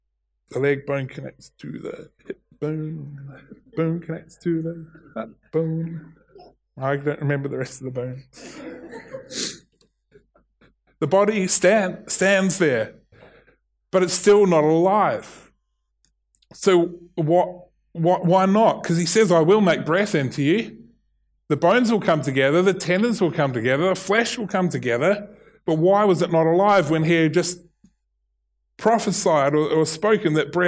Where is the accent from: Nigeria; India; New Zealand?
New Zealand; accent: Kiwi; There is, in my Kiwi accent, will and will.